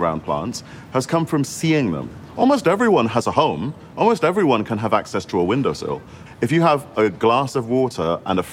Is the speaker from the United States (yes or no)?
no; Singapore; now in United Kingdom; I grew up in Singapore